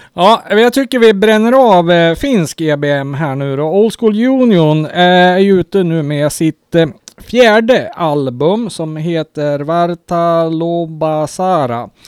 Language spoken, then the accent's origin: Swedish; Sweden; som svensk